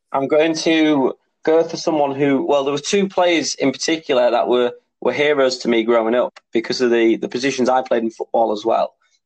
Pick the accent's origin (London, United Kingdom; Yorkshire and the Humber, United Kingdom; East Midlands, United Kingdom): Yorkshire and the Humber, United Kingdom; Hull; my hometown club